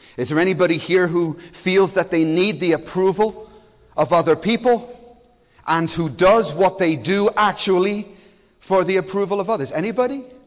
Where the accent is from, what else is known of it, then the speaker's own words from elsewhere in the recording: Belfast, Northern Ireland, United Kingdom; now in Cardiff, United Kingdom; I was born in Belfast. It was an incredibly bad place at that time.